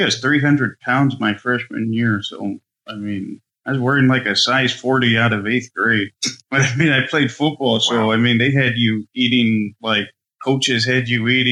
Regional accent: Aransas Pass, Texas, United States; I'm born and bred in South Texas, in Corpus, okay. Aransas Pass.

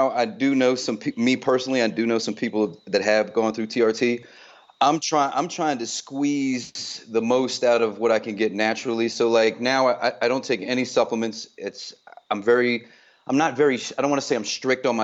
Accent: Newport News, Virginia, United States; also born or lived in Long Island, United States; Uh, I'm originally from Long Island, New York, uh, but I was uh-huh. raised a lot in um, in Virginia, Newport News, Virginia.

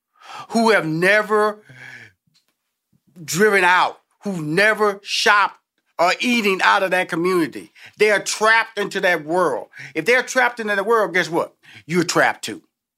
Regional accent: Houston, Texas, United States; I came from the hood. I came from Fifth Ward. I came from a neighborhood where my parents had to get us out, and we moved to a neighborhood a little bit better

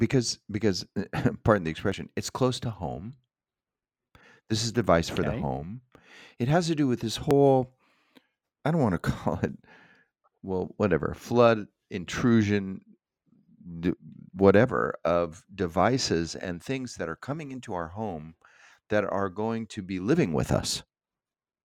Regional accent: Southern California, United States; I grew up in Southern California

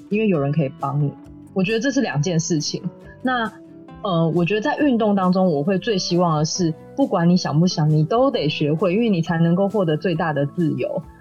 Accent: Taiwan; 这是我们生长，这是我们的家，这是我们的故乡。长这个样子，你永远都不会忘记的。

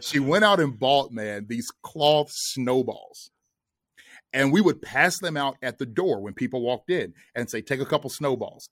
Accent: Kentucky, United States; moved away as an adult; now in Atlanta, United States; we're both originally from Kentucky.

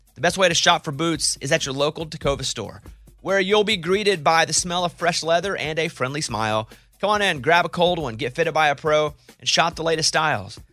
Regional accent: Arkansas, United States; we all come from Arkansas

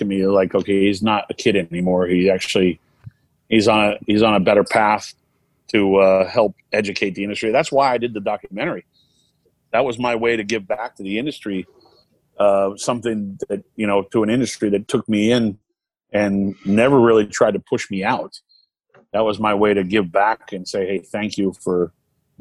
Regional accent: Maine, United States; moved away; my hometown of Maine

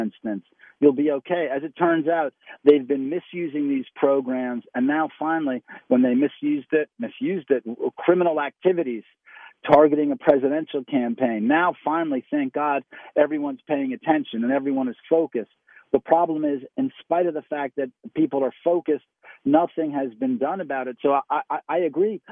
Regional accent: New York City, New York, United States; now in South Carolina, United States; I was raised in New York City

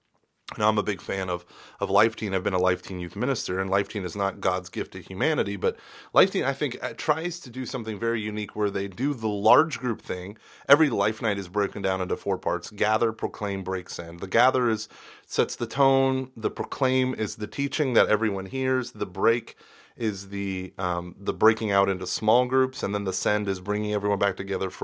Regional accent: Denver, Colorado, United States; And I'm from the Rockies of Denver, and I just, okay, anyway.

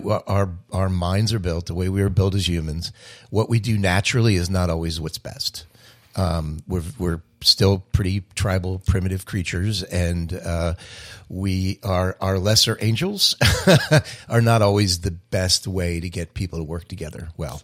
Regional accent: Cherry Hill, New Jersey, United States; also born or lived in Delaware / Philadelphia; she's from Cherry Hill, New Jersey, and so am

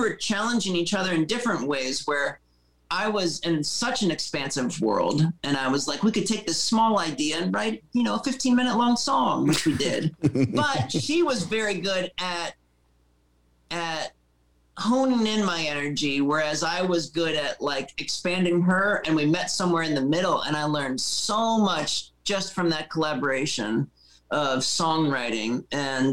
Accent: Erie, Pennsylvania, United States; moved away as an adult; also born or lived in North Carolina; I grew up in Erie, Pennsylvania, where I was in band since I was 12 and I moved to North Carolina when I was 20.

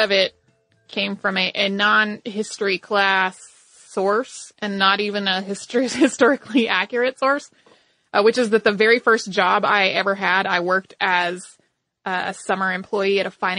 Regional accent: North Carolina, United States; I grew up in North Carolina, where the Andy Griffith Show is on TV at all times.

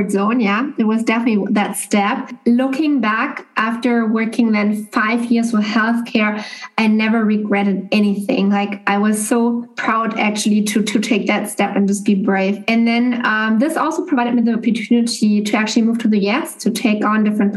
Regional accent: Germany; moved away as an adult; now in Boston, United States; Originally, I'm from Germany, and I've been living, as Maria shared, in the US now for actually over 3 years

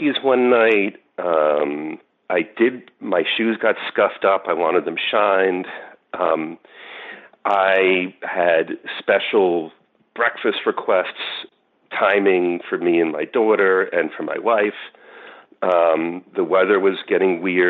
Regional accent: New York, United States; I'm from New York

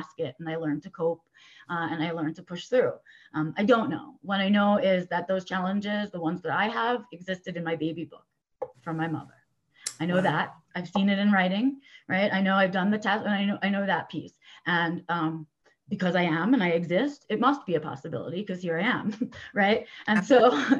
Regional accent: New York City, New York, United States; I was born and raised in New York City

